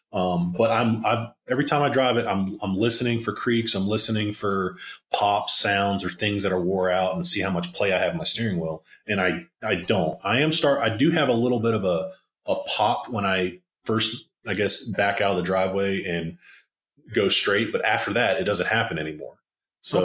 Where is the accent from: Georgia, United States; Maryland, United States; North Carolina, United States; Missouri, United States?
Maryland, United States; I grew up on the East Coast in Maryland